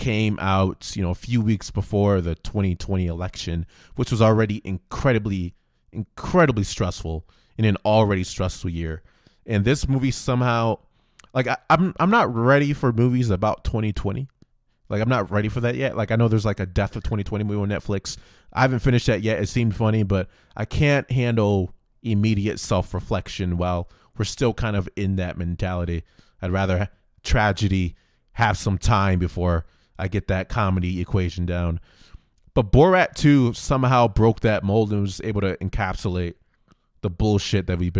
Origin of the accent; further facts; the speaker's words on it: Florida, United States; So growing up in Florida.